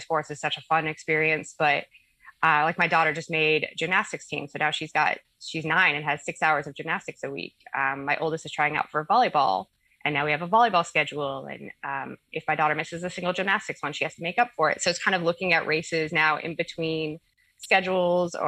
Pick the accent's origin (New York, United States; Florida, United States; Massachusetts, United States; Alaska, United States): Alaska, United States; I'm from Alaska